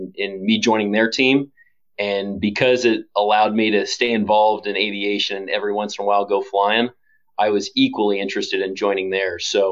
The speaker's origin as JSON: {"language": "English", "town": "Kansas City", "country": "United States", "moved": "yes", "lives_now": "Wichita, United States", "said": "I'm originally from Kansas City, and once I left the Navy and went back and got a graduate degree, I knew that moving back to the Midwest was something my wife and I really wanted to do."}